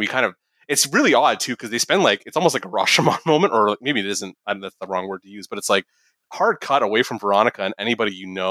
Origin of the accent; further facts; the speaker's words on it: Canada; as a Canadian